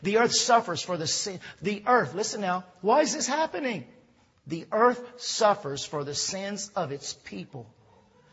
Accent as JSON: {"language": "English", "region": "Louisiana", "country": "United States", "tie": "born or raised there", "also_born_or_lived": "Texas", "said": "I was born in Texas, raised here in Louisiana"}